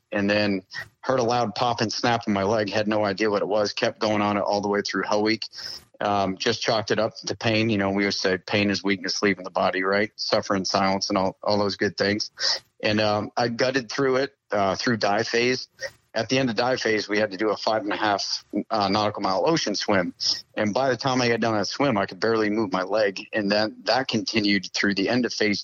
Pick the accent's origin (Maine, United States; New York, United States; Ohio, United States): Maine, United States; moved away as an adult; I grew up in Maine